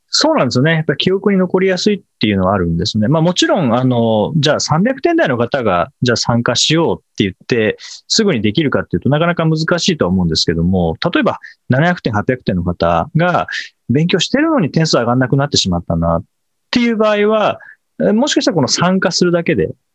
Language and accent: Japanese; Kanagawa, Japan; 実家神奈川ですけど、神奈川でもたまに雪、はい、子供の頃は雪が降って